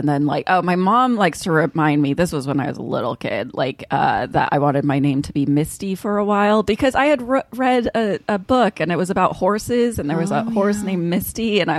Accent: Kansas City, Kansas, United States; in the suburbs of Kansas City, which is where I grew up, I think it's sort of like a liberal oasis amongst Kansas.

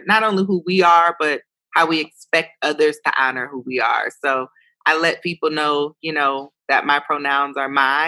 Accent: Ohio, United States; also born or lived in New York City; I was an Ohio girl from New York City

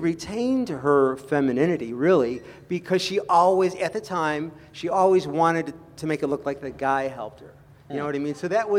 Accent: Rochester, New York, United States; I'm from Rochester, New York

